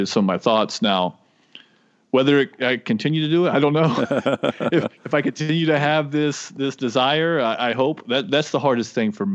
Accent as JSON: {"language": "English", "region": "the South", "country": "United States", "said": "I'm from the South."}